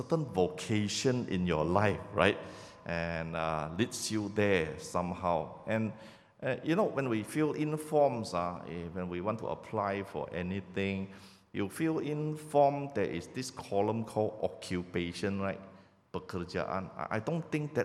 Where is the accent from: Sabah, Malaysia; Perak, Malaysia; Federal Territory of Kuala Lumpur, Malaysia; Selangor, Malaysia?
Sabah, Malaysia; moved away as an adult; I'm actually from Sabah